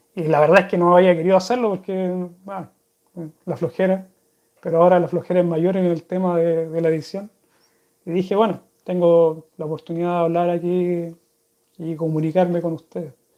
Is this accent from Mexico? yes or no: no; Chile; accent: Chilean; first language Spanish; moved away as an adult; now in Sweden; de chico, allá en Chile